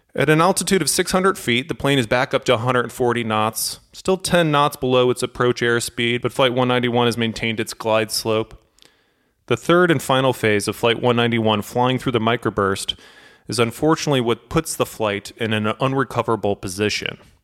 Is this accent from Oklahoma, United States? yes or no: no; St. Louis, Missouri, United States; I'm from Saint Louis